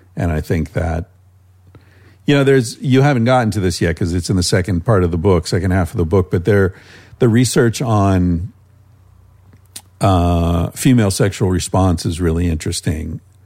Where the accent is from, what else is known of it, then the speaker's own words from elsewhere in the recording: United States; moved away as an adult; also born or lived in Spain; just being American